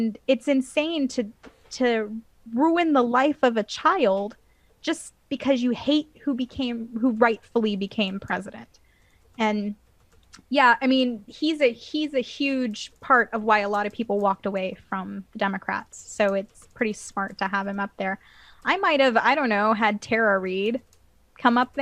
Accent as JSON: {"language": "English", "town": "Atlanta", "region": "Georgia", "country": "United States", "said": "I'm from Atlanta"}